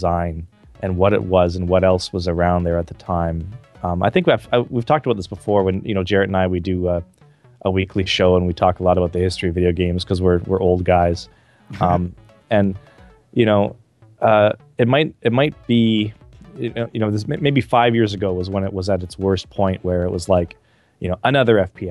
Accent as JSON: {"language": "English", "town": "Calgary", "region": "Alberta", "country": "Canada", "tie": "born or raised there", "said": "where I grew up in Calgary, Canada"}